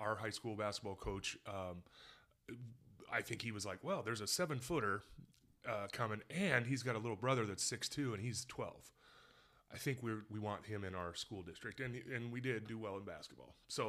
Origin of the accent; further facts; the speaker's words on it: San Diego, California, United States; also born or lived in Utah; Utah, then San Diego.